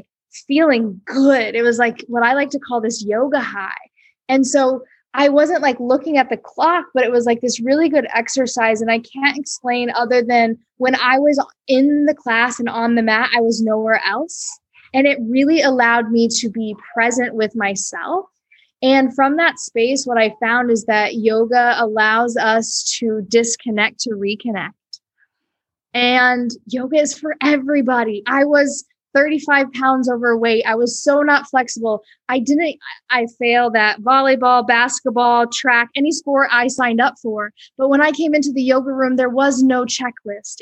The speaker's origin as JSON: {"language": "English", "region": "Iowa", "country": "United States", "tie": "born or raised there", "moved": "as an adult", "lives_now": "Costa Rica", "said": "I grew up in Iowa. I lived in Iowa till I was 21."}